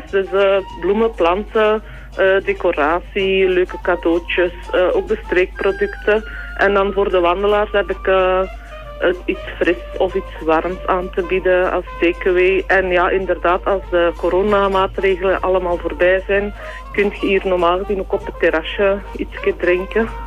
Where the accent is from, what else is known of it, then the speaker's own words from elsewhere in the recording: Waasland, Flanders, Belgium; moved away as an adult; also born or lived in Rupelmonde; now in Voeren, Belgium; ik ben niet van Voeren. Ik ben afkomstig uit het Waasland. dat ligt iets voorbij Antwerpen. Ja, ja. Ehm, ik ben daar ook geboren en getogen eigenlijk. Eh, dus ik ben van 1974.